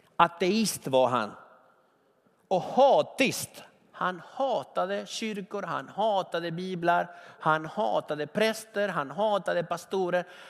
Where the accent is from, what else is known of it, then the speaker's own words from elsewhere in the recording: Argentina; now in Sweden; I Argentina pallar man inte äpplen. Där jag kommer ifrån, man pallar inte äpplen, man pallar vindruvor